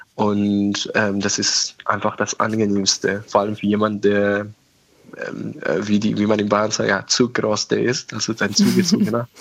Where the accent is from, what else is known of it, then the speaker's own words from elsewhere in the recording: Tehran, Tehran Province, Iran; German is a second language; also born or lived in Oberammergau, Germany; now in Germany; ich bin ja, wie gesagt, in Teheran groß geworden